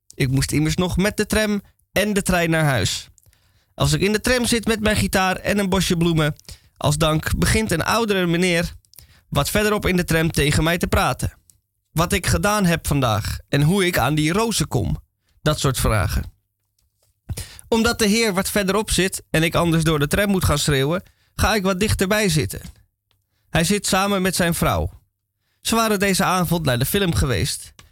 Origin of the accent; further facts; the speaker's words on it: Amsterdam, North Holland, Netherlands; ik uit Amsterdam kom